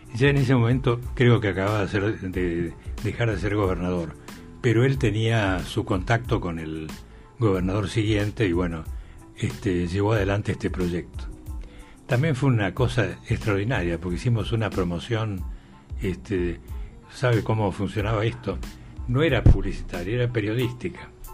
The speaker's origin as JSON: {"language": "Spanish", "region": "Buenos Aires", "country": "Argentina", "tie": "born or raised there", "also_born_or_lived": "Salta", "said": "nos quedamos a vivir en, la, en Cava, en la ciudad de Buenos Aires, y allí hice todo mi primario, mi secundario y mi universidad"}